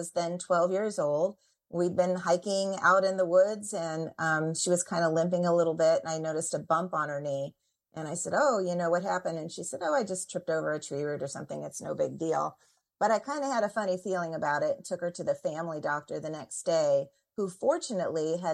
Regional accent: Indiana, United States; moved away as an adult; also born or lived in Washington, D.C.; I'm from Indiana, and I've lived in Washington, D.C.

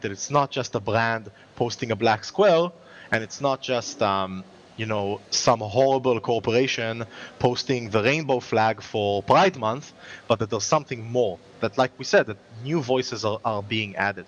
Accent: Israel; if I as an Israeli

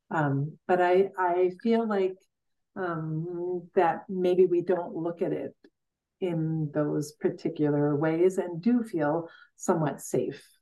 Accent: Coleman, Wisconsin, United States; from Coleman, Wisconsin.

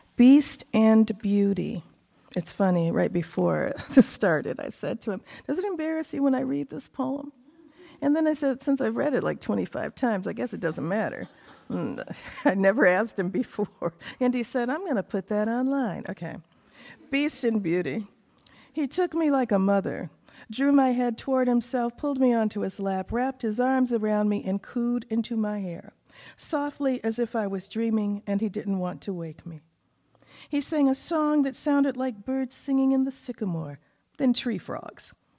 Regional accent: Texas panhandle, United States; also born or lived in Asheville / New England; now in New Hampshire, United States; I was born in Texas on the panhandle. It's so hot out there, I can't stand it. Too hot. But then when I go back, I always feel like I'm home

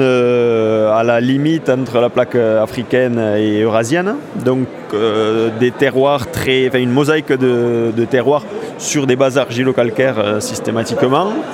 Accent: Corbières, Occitania, France; je viens des Corbières

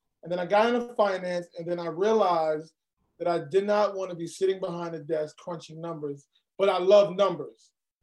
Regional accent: New York City, New York, United States; also born or lived in Brooklyn, New York City; Born in Brooklyn, grew up in Queens

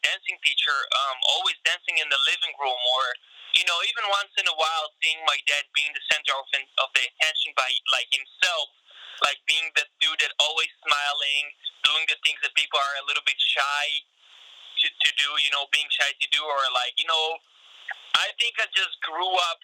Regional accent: Israel; born or raised there; moved away as an adult; now in United States

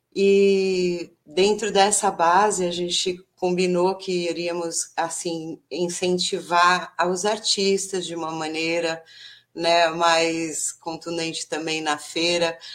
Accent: São Paulo, Brazil; moved away as an adult; now in Bertioga, Brazil; eu sou paulistana, da capital de São Paulo

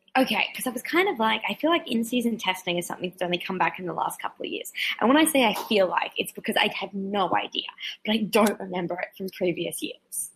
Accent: 800 km north of Brisbane, Queensland, Australia; moved away; when they ask me where I'm from in Australia. I'm like, get to Brisbane and then go north eight hundred kilometers

